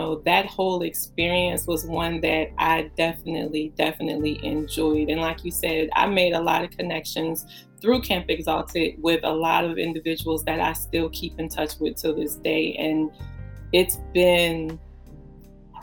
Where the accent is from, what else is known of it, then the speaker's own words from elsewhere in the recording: New Orleans, Louisiana, United States; now in DMV area, United States; Originally born and raised in New Orleans